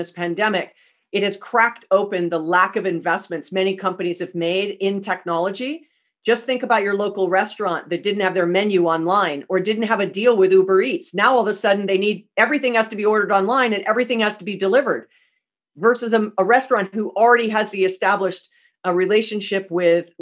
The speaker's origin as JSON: {"language": "English", "region": "Hawaii", "country": "United States", "tie": "born or raised there", "said": "I'm from Hawaii, born and raised, and Sears was the only department store we had when I was a kid"}